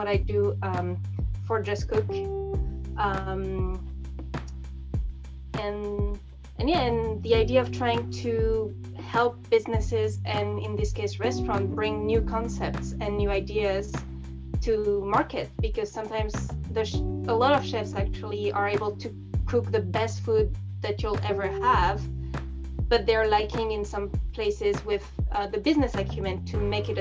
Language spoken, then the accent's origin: English; France; English is a second language; moved away; as I grew up in France, I experienced it